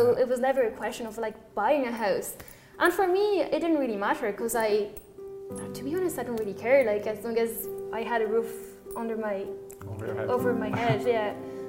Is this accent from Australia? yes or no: no; Paris, Île-de-France, France; English is a second language; also born or lived in Dublin; now in Summerhill, Ireland; I'm from France, {S6} okay. {S4} From Paris.